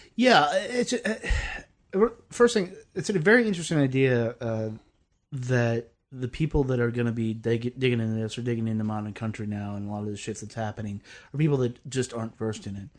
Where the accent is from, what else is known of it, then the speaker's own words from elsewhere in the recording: the South, United States; I'm a Southerner